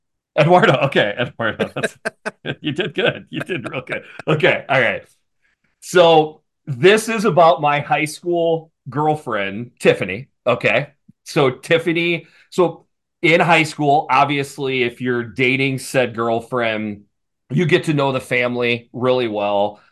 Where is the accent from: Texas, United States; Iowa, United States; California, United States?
Iowa, United States; I grew up in Iowa